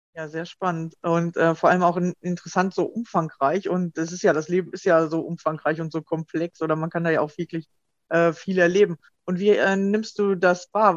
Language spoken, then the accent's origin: German; Germany; bei uns in Deutschland